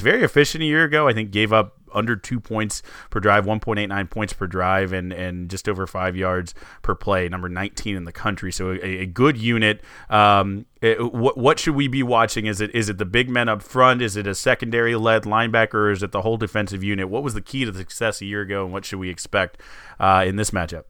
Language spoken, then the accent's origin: English; Texas, United States; I'm from Texas in every way.